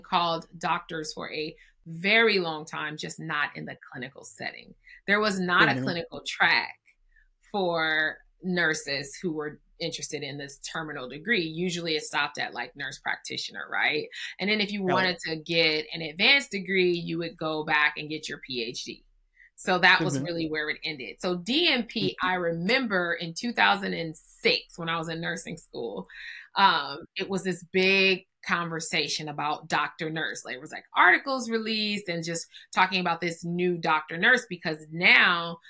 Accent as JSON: {"language": "English", "region": "California", "country": "United States", "said": "we're in Cali. We're from Cali"}